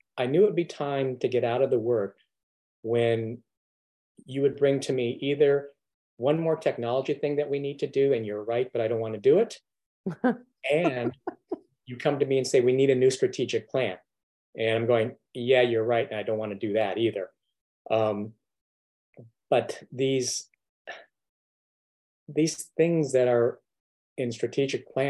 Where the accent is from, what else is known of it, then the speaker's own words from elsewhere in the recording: Southern California, United States; I grew up in Southern California